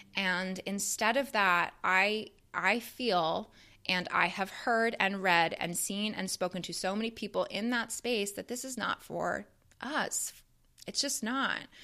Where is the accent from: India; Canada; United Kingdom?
Canada; I grew up in Canada